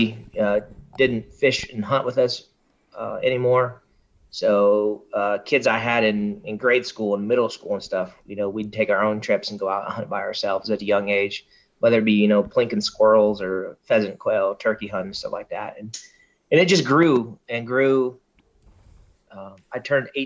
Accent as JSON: {"language": "English", "region": "Kansas", "country": "United States", "said": "I'm originally from Kansas."}